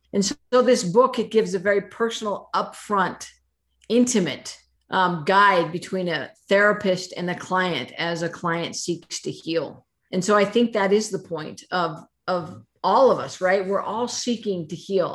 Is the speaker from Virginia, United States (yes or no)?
no; Idaho, United States; I was born and raised in Idaho.